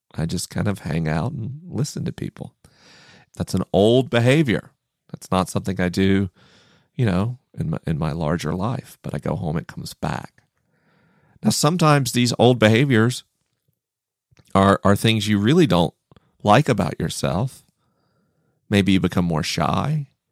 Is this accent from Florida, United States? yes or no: yes; Tallahassee, Florida, United States; moved away; Tallahassee felt like a strange and hostile place